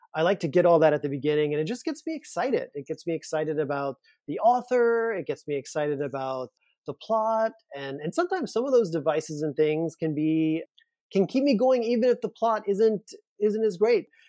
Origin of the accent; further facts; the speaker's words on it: Louisiana, United States; moved away; I'm from Louisiana, I'm from a small town, I'm from a town where I didn't grow up knowing any gay people